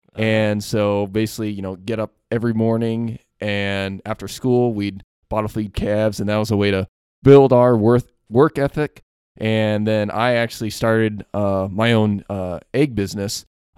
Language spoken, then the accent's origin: English; Illinois, United States; So I'm actually from Central Illinois, so I'm not from around here, actually. So I grew up on a small family farm, both grain and livestock. So I had corn, beans, like your simple Midwest farmer.